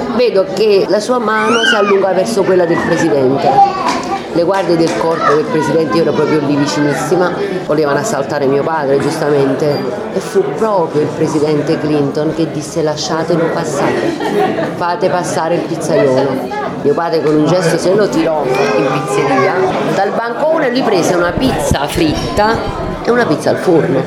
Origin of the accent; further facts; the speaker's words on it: Naples, Campania, Italy; sono nata e cresciuta qua tra i sacchi di farina